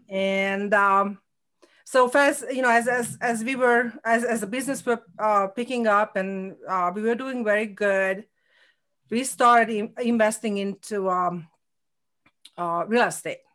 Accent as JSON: {"language": "English", "country": "Hungary", "second_language": "English", "moved": "as an adult", "lives_now": "Connecticut, United States", "said": "I had a nursing degree in Hungary"}